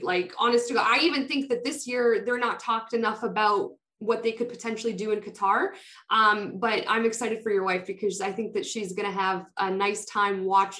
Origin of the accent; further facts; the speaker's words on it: Canada; first language Polish; English is a second language; I'm the only one in my family born in Canada. My brother, my mom, my dad, everyone was in Poland. But when they came over to Canada and then I was born 8 years later, we grew up in a very traditional Polish household. Polish was my first language.